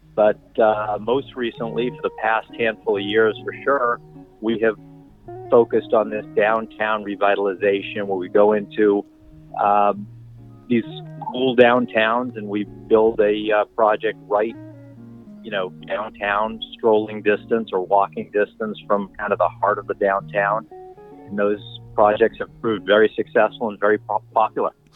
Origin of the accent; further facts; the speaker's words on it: Boston, Massachusetts, United States; moved away as an adult; now in Cincinnati, United States; I'm originally from Boston. Uh, I moved to Cincinnati